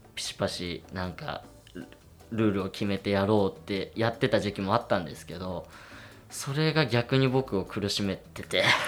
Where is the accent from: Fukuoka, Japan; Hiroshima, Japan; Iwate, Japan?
Iwate, Japan; moved away as an adult; now in Kamakura, Japan; 今年まあその地元岩手から鎌倉に来て